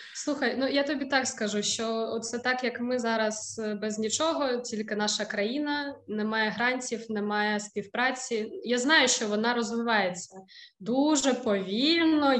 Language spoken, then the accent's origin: Ukrainian; Ukraine; moved away as an adult; now in Wrocław, Poland